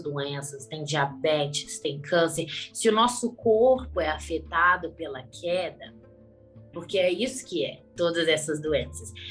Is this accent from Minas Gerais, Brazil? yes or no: yes; Belo Horizonte, Minas Gerais, Brazil; Eu sou de Belo Horizonte, Minas Gerais